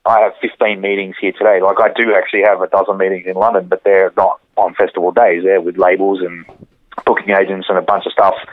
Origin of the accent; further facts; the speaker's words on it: Campbelltown, New South Wales, Australia; also born or lived in Dural; I grew up in Campbelltown